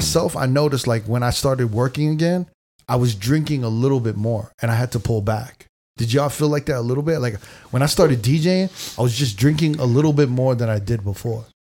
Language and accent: English; New York, United States; maybe because I grew up in New York.